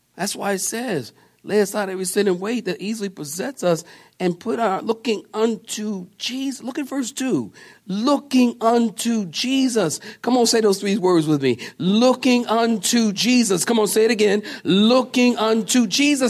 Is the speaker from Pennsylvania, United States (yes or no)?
yes; Philadelphia, Pennsylvania, United States; I'm from Philadelphia.